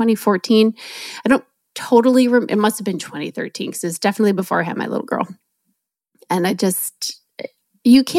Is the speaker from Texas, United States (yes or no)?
no; New Jersey, United States; I grew up in New Jersey